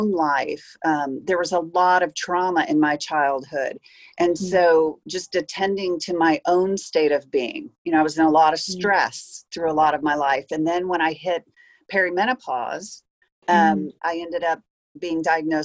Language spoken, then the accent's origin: English; Peoria, Illinois, United States; I was born in Peoria